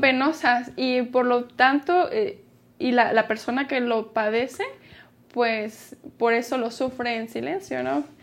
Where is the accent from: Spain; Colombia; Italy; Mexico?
Mexico; somos mexicanos